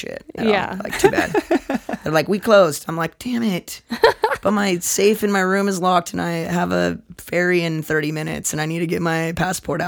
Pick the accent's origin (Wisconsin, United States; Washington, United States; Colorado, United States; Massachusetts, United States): Washington, United States; Seattle; we're all from Seattle